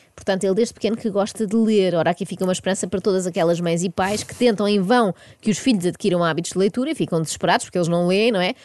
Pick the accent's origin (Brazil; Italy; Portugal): Portugal; Eu, enquanto portuguesa